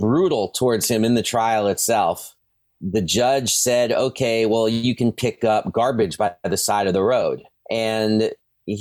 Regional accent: New York City, New York, United States; my hometown of Brooklyn

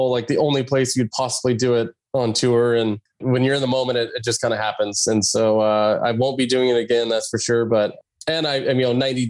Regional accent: Clarkston, Washington, United States; growing up in Clarkson, Washington, very blue collar, my mom was a school teacher. My dad worked at the mill.

